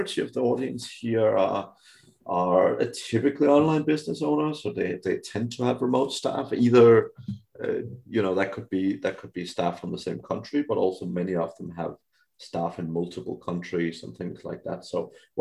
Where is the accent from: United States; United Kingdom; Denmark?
Denmark; moved away; also born or lived in Philippines; I'm from Europe, Denmark originally